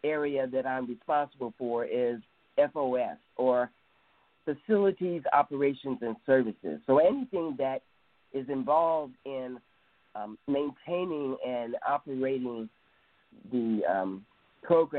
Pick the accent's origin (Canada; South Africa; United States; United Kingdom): United States; Cleveland, Ohio; now in California, United States; I'm originally from Cleveland, Ohio, better known as the Mistake on the Lake